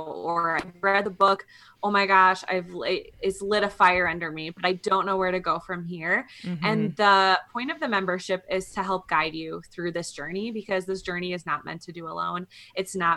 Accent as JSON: {"language": "English", "region": "Midwest", "country": "United States", "moved": "yes", "lives_now": "Colorado, United States", "said": "We're both from the Midwest"}